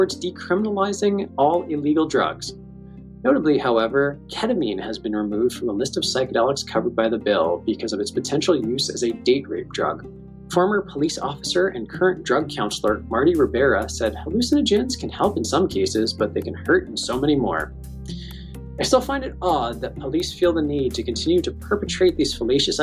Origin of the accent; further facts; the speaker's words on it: Hamilton, Ontario, Canada; I grew up in Hamilton, which is, you know, just across the lake, so to speak, and also a steel town.